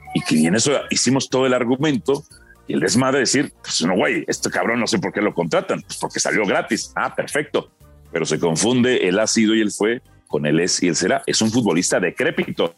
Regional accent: Mexico; also born or lived in Guatemala; México. Eh, yo nací en Guatemala por accidente, nada más

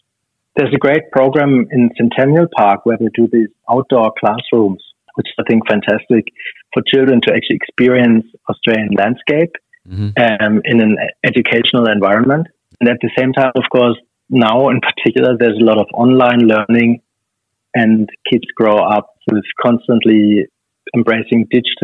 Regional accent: Stuttgart, Baden-Württemberg, Germany; I was born in 1971 in Stuttgart, Germany

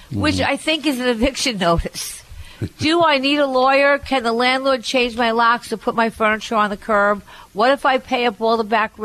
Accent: New York, United States; you really have to give up being a New Yorker

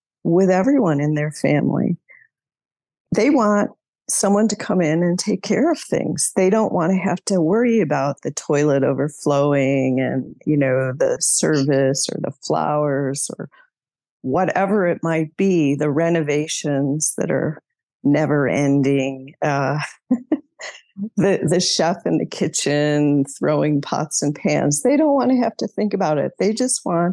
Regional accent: outside of Chicago, Illinois, United States; moved away as an adult; I grew up outside of Chicago

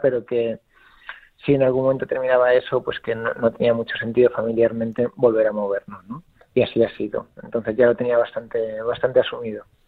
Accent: Mallorca, Balearic Islands, Spain; also born or lived in Italy; now in Alicante, Spain; yo soy de Mallorca

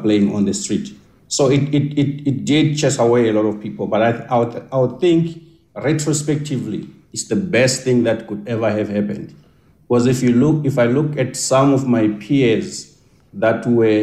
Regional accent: Soweto, Gauteng, South Africa; I grew up much of my life in Soweto

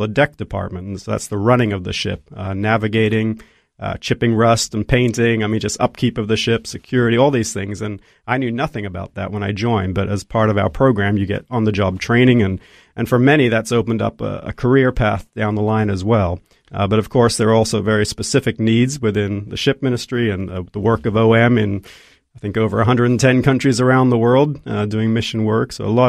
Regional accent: Côte d’Ivoire; Mom and Dad are Aussies, and I was actually born and raised in Ivory Coast in West Africa.

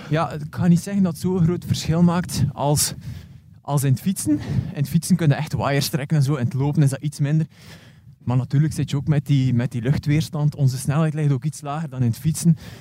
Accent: West Flanders, Belgium; ik ben een West-Vlaming

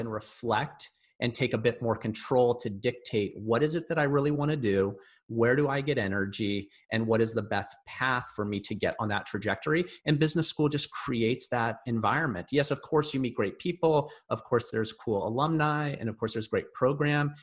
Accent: Bellevue, Washington, United States; I grew up in Bellevue

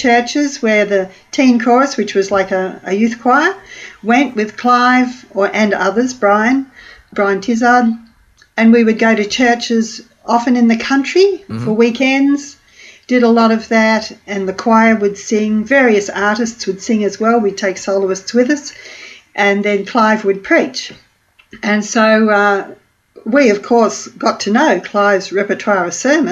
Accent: Melbourne, Victoria, Australia; I was born in Melbourne

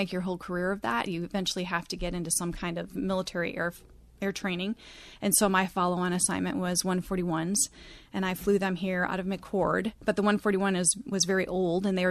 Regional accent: Milwaukee, Wisconsin, United States; moved away as an adult; I am a cheesehead. I'm from Milwaukee, Wisconsin

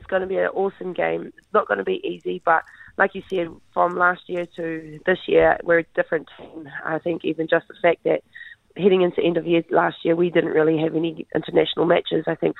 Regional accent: Te Tai Tokerau, Northland, New Zealand; I'm from Ngapuhi, I'm from Te Pai Tokerau

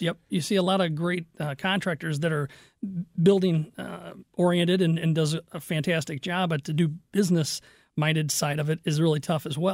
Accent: Fenton, Missouri, United States; also born or lived in Kirkwood / Crestwood; I grew up in Fenton

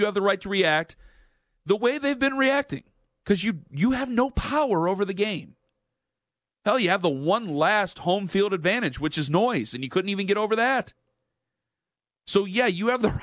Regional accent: Midwest, United States; I'm from the Midwest.

